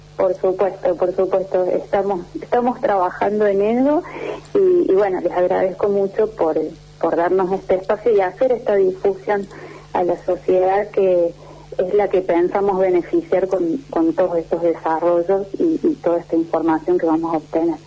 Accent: Córdoba, Argentina; soy cordobesa

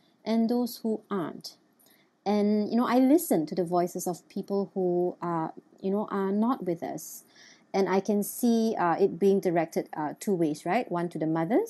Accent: Malaysia; also born or lived in Beijing, China; we are first and foremost, always Malaysian. We never lose our roots

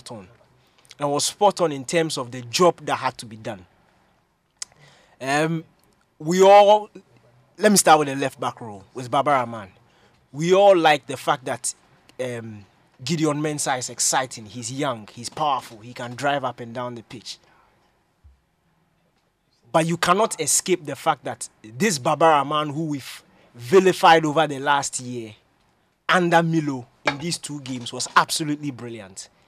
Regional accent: Ghana; as a Ghanaian

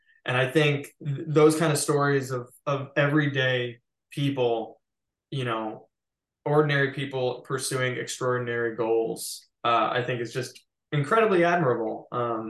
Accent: Midwest, United States; I think in many ways, I found growing up in the Midwest incredibly boring.

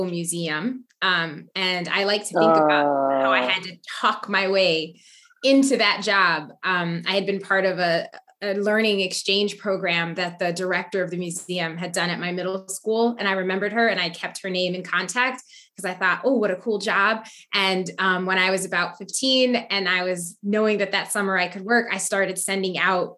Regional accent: Waterbury, Connecticut, United States; Waterbury, Connecticut.

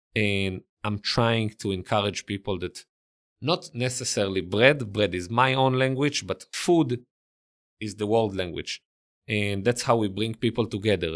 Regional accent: Israel; accent: Israeli; English is a second language; moved away as an adult; also born or lived in Italy; now in New York City, United States; I grew up and lived in Israel

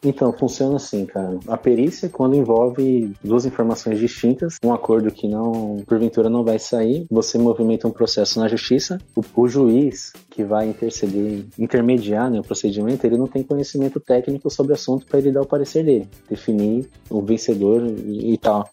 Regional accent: Campo Grande, Mato Grosso do Sul, Brazil; moved away as an adult; now in Foz do Iguaçu, Brazil; sou campo-grandense, atualmente moro aqui em Foz do Iguaçu

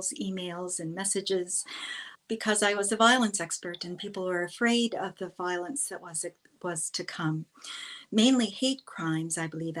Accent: New York City, New York, United States; I grew up in New York City when it was quite violent

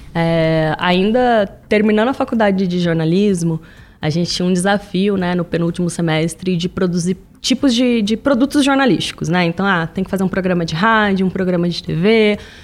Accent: São José dos Campos, São Paulo, Brazil; moved away as an adult; now in São Paulo, Brazil

